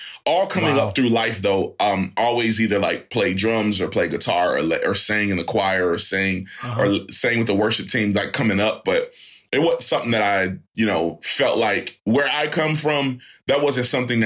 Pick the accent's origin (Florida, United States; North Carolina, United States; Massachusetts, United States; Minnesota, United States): North Carolina, United States; Fayetteville; I'm from Fayetteville, North Carolina originally